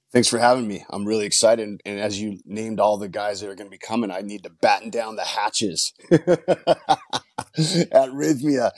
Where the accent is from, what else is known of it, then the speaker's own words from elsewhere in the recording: Los Angeles, California, United States; grew up in a rough area of Northeast L